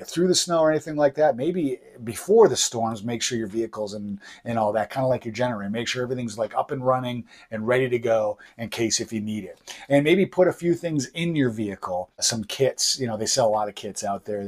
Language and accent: English; Buffalo, New York, United States; now in southern Maine, United States; I'm originally from Buffalo, New York